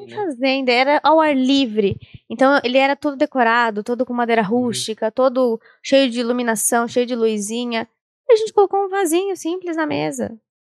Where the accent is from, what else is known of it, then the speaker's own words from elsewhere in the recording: Sorocaba, São Paulo, Brazil; Eu sou de Sorocaba ainda